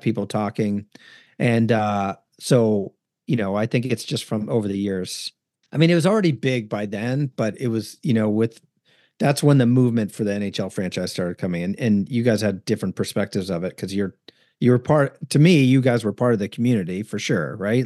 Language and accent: English; Northern California, United States; moved away as an adult; I grew up in Northern California before the Sharks were there